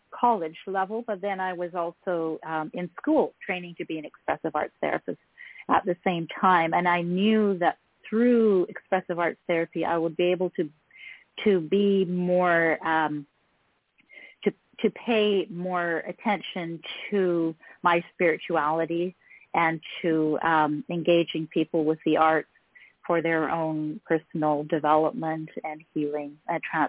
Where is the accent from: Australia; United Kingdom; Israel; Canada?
Canada; also born or lived in Vancouver, BC / Nanaimo, BC; I'm Canadian, and I live in Canada